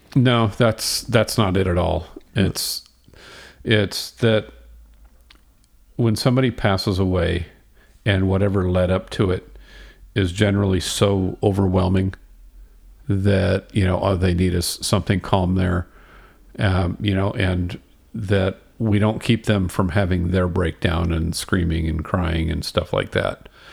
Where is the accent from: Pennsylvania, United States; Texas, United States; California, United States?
Texas, United States; Houston; I grew up in Houston and I was probably ten or twelve years old